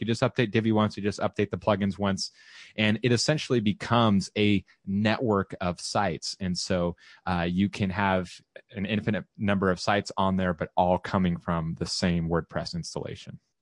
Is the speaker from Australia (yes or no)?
no; Southern California, United States; now in Austin, United States; I am relocating back to Southern California, where I'm from.